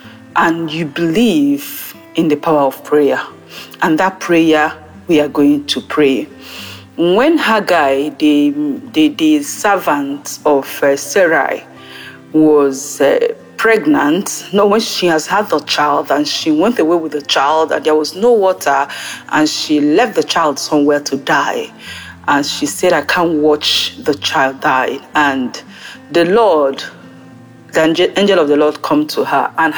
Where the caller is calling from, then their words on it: France; I'm calling in from France.